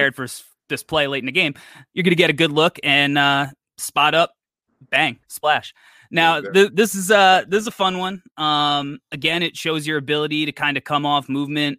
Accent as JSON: {"language": "English", "region": "New York", "country": "United States", "said": "I'm a New Yorker"}